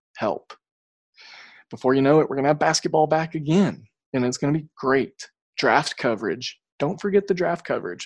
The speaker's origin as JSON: {"language": "English", "region": "Oklahoma", "country": "United States", "tie": "born or raised there", "said": "I grew up in Oklahoma."}